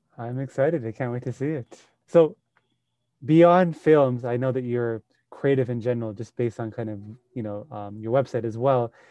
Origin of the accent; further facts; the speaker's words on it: Sri Lanka; moved away; I grew up in Sri Lanka